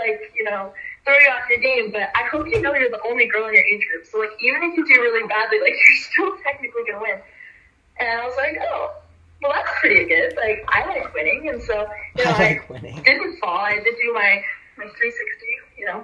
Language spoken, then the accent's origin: English; San Francisco, California, United States; I was born and raised in San Francisco, so that's a 4-hour drive to Tahoe.